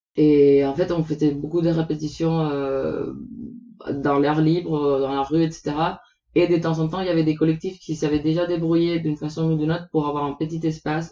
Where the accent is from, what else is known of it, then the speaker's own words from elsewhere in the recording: Puerto Rico; moved away; Je viens de Porto Rico, une petite île aux Caraïbes